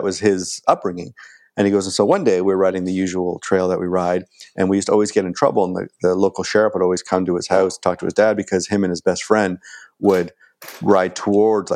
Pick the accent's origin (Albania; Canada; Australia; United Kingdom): Canada; Ontario; moved away as an adult; also born or lived in Los Angeles / Toronto; now in Vancouver, Canada